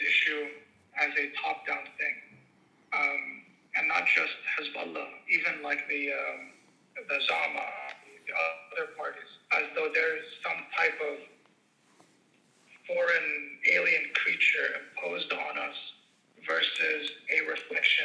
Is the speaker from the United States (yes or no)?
no; Tripoli, North Governorate, Lebanon; I'm from Tripoli